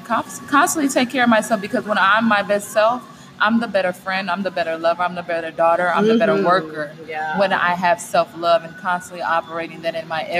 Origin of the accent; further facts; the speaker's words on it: Southwest, United States; Yes, I am from the Southwest, girl.